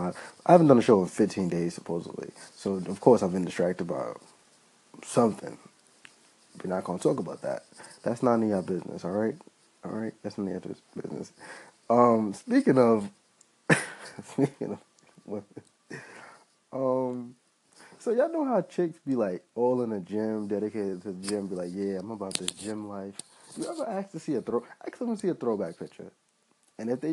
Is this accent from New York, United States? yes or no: yes; New York City, New York, United States; I'm from Brooklyn